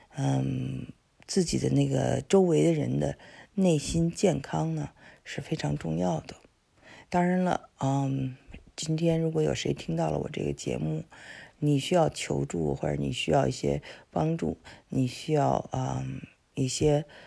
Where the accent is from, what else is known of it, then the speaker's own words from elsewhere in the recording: China; now in United States; 很多呃华呃我们中国人，嗯。背井离乡的之后的选择